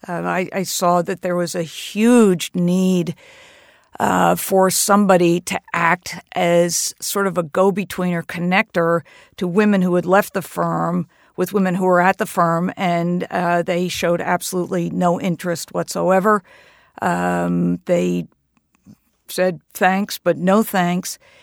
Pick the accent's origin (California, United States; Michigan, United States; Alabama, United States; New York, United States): New York, United States; Hastings-on-Hudson; also born or lived in Massachusetts; the oldest men's golf club in Hastings on Hudson, my hometown.